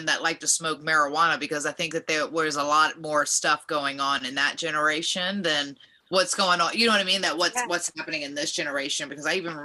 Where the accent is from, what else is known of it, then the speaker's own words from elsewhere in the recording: Virginia, United States; I grew up in Virginia